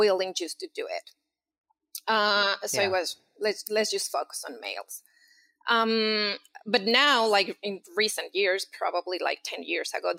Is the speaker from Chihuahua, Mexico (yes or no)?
no; Mexico City, Mexico; moved away as an adult; And so I'm from Mexico City. I did all my, my academic, you know, studies there